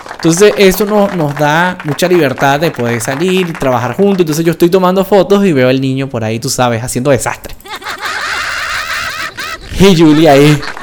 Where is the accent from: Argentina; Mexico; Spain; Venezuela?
Venezuela; now in Colombia; nosotros somos extranjeros en Colombia, porque somos venezolanos, pero tenemos tiempo ya en Colombia.